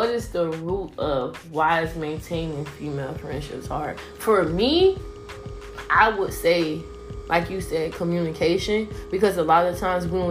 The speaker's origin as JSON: {"language": "English", "town": "Miami", "region": "Florida", "country": "United States", "tie": "born or raised there", "moved": "yes", "lives_now": "Atlanta, United States", "said": "I'm from Miami"}